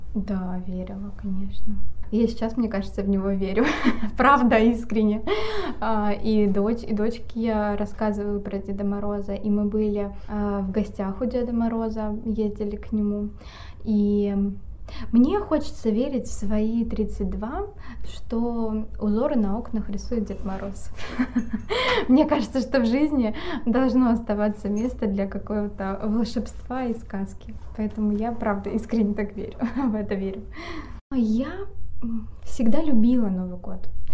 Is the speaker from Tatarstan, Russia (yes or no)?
no; Vorkuta, Komi Republic, Russia; moved away; я родом из города Воркуты